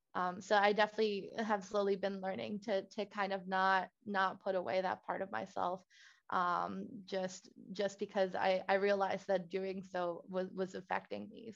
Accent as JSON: {"language": "English", "country": "Puerto Rico", "tie": "born or raised there", "also_born_or_lived": "Villanova, Pennsylvania", "moved": "as an adult", "lives_now": "Maryland, United States", "said": "I, as a Puerto Rican myself, like growing up in Puerto Rico, was actually very privileged"}